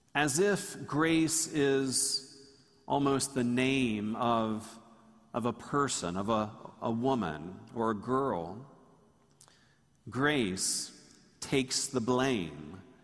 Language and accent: English; Tallahassee, Florida, United States; When I grew up in Tallahassee, Tallahassee was much smaller